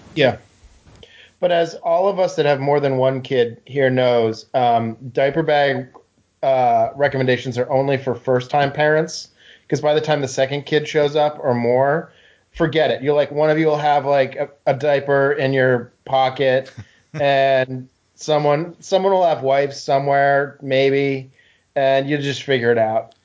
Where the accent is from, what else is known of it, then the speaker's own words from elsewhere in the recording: New England, United States; growing up in New England